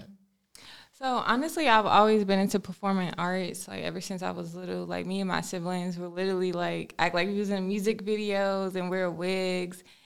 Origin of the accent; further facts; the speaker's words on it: Washington, District of Columbia, United States; also born or lived in Maryland; now in Charlotte, United States; I'm actually originally from Washington, D C